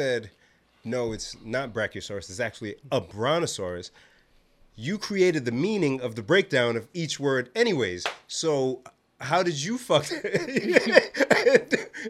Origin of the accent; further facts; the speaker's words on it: Nigeria; You know, Nigerians, we're very learned people, Darren.